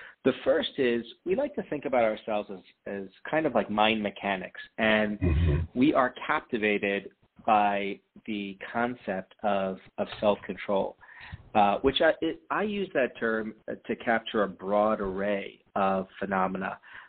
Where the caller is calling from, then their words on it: Ann Arbor, Michigan, United States; I'm calling from Ann Arbor